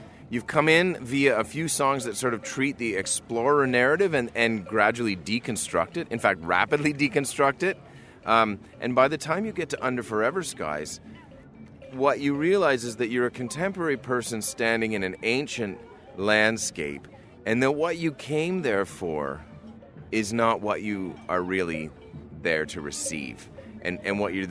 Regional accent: Canada

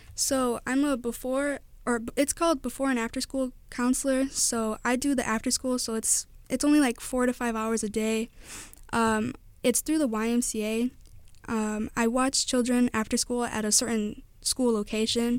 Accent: Whiting, Indiana, United States; I grew up all my life in Whiting, Indiana

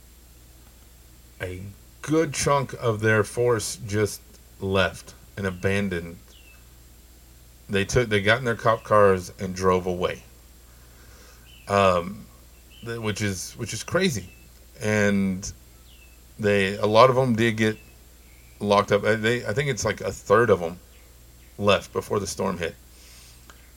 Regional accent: Lubbock, Texas, United States; here in my hometown of Lubbock

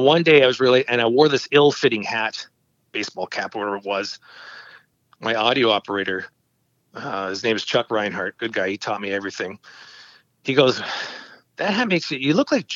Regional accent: Oshawa, Ontario, Canada; I was born and raised in Oshawa for up till the age of 42.

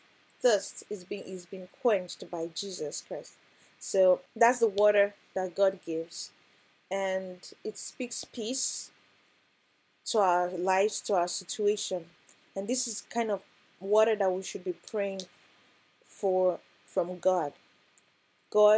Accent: Nigeria; growing up in Nigeria

